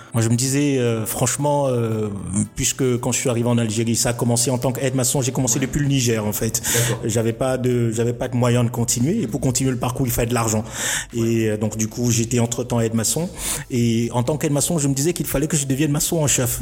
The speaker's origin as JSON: {"language": "French", "country": "Cameroon", "moved": "as an adult", "lives_now": "Morocco", "said": "je suis un Camerounais"}